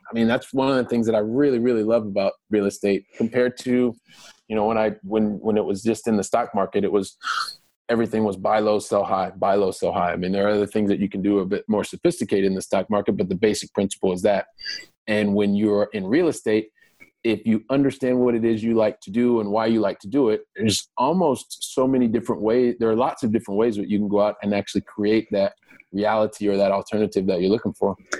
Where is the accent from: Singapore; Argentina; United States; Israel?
United States; Columbus, Ohio; moved away; I'm a guy from Columbus, Ohio, from the from the Midwest